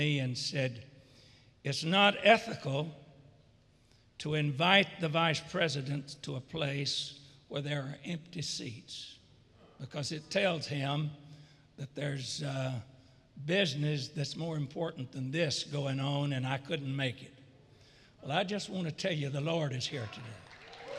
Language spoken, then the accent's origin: English; the South, United States; I'm a Southerner